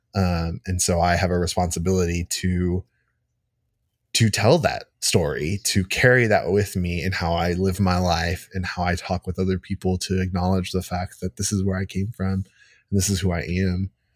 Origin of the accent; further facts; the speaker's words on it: United States; I was born here. I've lived here my entire life.